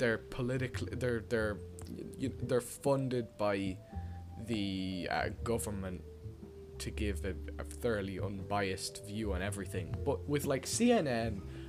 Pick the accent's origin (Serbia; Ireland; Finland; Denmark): Ireland; accent: Irish; It's very clear that we're from Ireland.